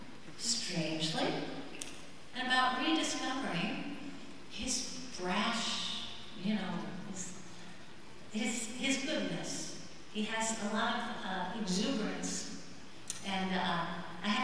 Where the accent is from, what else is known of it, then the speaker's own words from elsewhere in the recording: Midwest, United States; now in Nashville, United States; I'm kind of a creative, go-with-the-flow Midwesterner